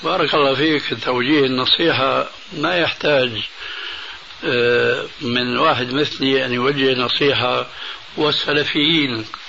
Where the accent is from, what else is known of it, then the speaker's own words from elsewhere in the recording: Syria; عندنا في سوريا